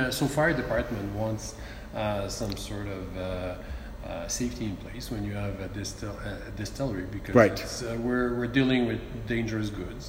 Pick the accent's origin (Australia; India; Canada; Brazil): Canada; Calgary, Alberta; we're from Calgary.